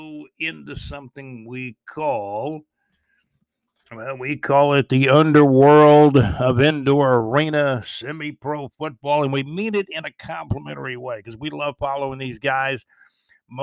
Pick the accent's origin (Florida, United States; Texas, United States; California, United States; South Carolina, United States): Florida, United States; Jacksonville; moved away as an adult; also born or lived in Georgia / Alabama; I'm originally from Jacksonville, Florida. If you never knew that, I'm originally from here. I was born in Jacksonville, Florida.